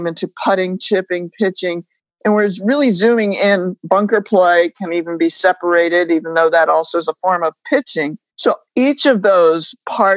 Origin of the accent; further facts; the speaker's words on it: New England, United States; I grew up in New England